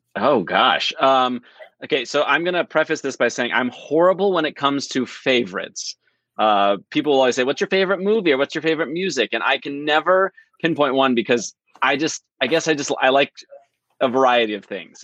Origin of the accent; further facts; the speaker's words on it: Southern California, United States; growing up in Southern California